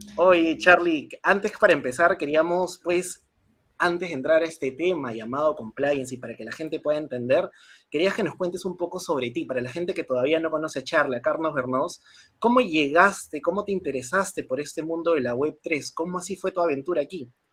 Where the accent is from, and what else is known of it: Peru